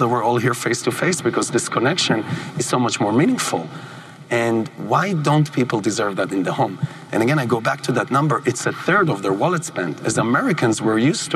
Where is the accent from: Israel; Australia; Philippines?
Israel; moved away; where I grew up in Israel